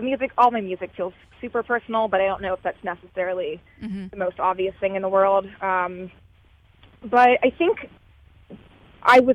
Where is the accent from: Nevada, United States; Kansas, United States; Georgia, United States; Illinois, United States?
Georgia, United States; Savannah; moved away as an adult; now in Chicago, United States; my hometown, Savannah, and my relationship with that place